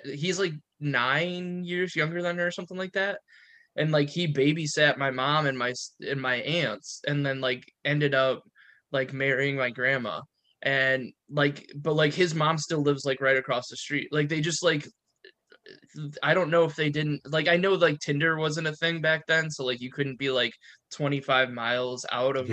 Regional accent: Perrysburg, Ohio, United States; I grew up in Perrysburg

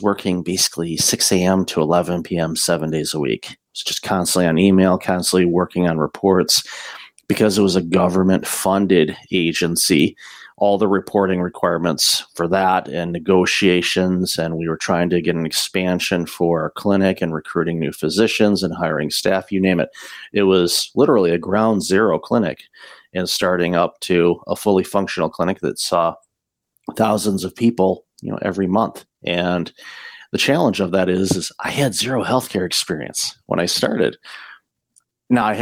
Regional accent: Detroit, Michigan, United States; moved away as an adult; also born or lived in Windsor, Ontario, Canada; now in Canada; I'm originally from the Detroit area and immigrated with my former wife back in 2004

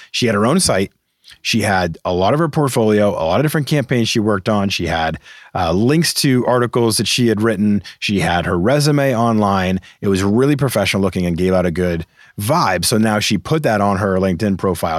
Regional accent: Boston, Massachusetts, United States; I'm from Boston.

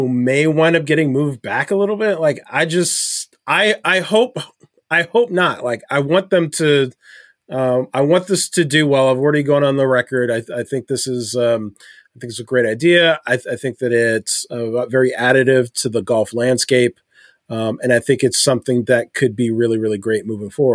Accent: New York, United States; a New Yorker, as a native New Yorker

